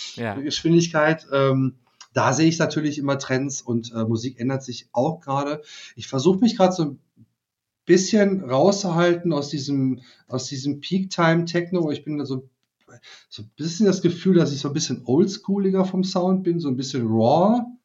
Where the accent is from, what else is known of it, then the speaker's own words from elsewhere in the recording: Germany; wir als Deutsche